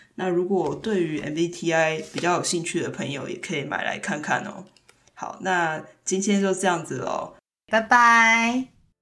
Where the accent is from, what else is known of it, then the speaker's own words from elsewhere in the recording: Taiwan; now in United States; 当我，呃，到美国之后，然后当我再回到台湾的时候